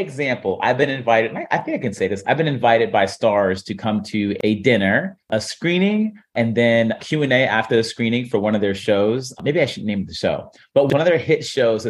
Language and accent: English; Warren, Ohio, United States; I'm from Warren, Ohio.